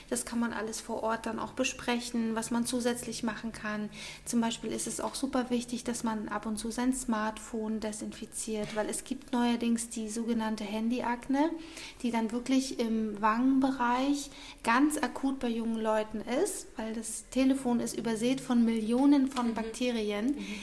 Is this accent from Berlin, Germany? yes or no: no; Munich, Bavaria, Germany; ähm, bin aus München, bin 40 Jahre alt